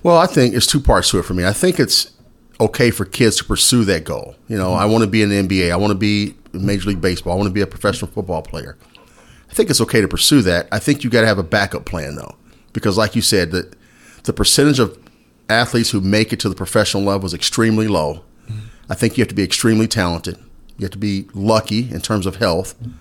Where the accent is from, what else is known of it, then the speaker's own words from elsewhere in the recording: Indiana, United States; now in Bloomington, United States; I'm from Indiana originally, so I'm a Hoosier